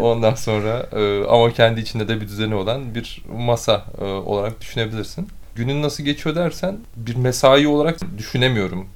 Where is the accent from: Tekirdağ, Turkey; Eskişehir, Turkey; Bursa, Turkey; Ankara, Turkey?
Bursa, Turkey; moved away; also born or lived in Istanbul; Bursa doğumluyum.